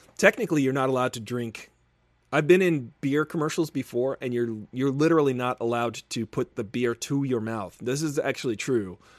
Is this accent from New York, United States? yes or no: yes; Bay Shore, New York, United States; moved away as an adult; now in Los Angeles, United States; I'm from New York